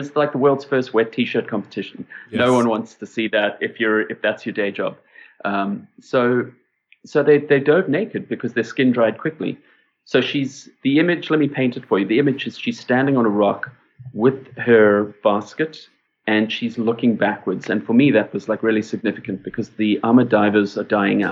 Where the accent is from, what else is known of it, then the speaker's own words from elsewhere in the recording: South Africa; I'm a South African